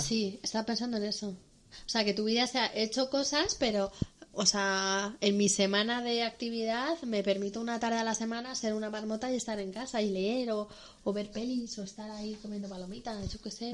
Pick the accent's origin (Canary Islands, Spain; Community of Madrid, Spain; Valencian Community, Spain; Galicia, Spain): Community of Madrid, Spain; Madrid; Somos dos chicas madrileñas